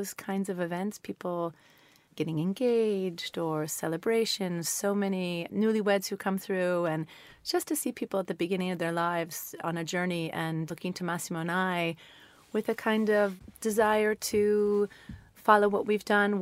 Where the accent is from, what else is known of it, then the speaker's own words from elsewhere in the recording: New York, United States; moved away as an adult; now in Italy; I'm from New York